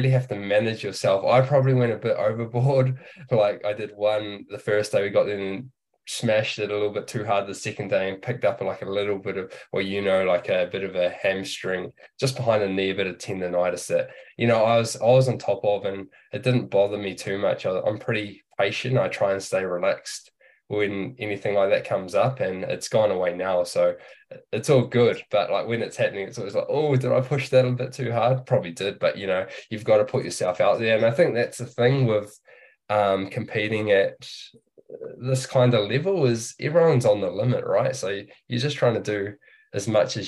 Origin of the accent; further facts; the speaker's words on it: New Zealand; growing up in New Zealand